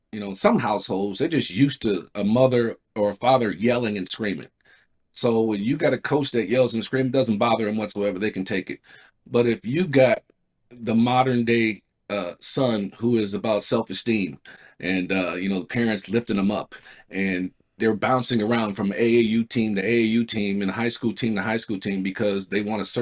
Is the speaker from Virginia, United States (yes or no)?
no; California, United States; Corey, Eric, and I came from California. We were the three best players in California